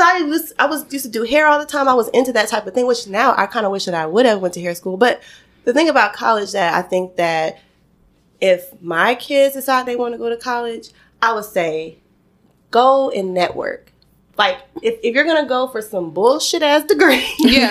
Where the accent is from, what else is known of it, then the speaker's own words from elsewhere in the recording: Atlanta, Georgia, United States; I'm from Atlanta, born and raised. I'm a Georgia peach.